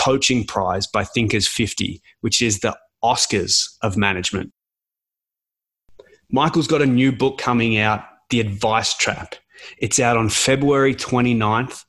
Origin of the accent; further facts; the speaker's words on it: Melbourne, Victoria, Australia; moved away as an adult; also born or lived in Canberra; now in Canada; Born in Canberra, moved to Melbourne